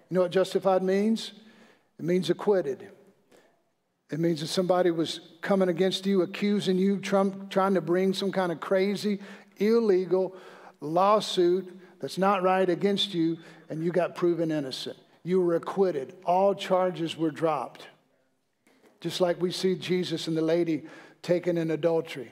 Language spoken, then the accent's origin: English; Mississippi, United States; I'm from Mississippi.